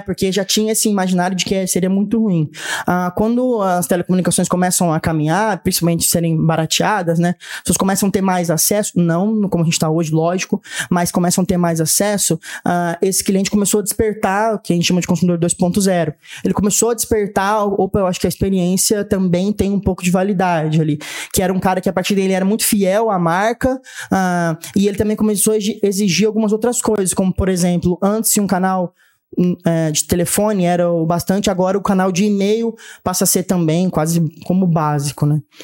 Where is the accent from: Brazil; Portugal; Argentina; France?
Brazil; Catanduva, São Paulo; moved away as an adult; also born or lived in Ribeirão Preto; now in Franca, Brazil; Sou natural de Ribeirão Preto, mas cresci e morei grande parte da minha vida em Catanduva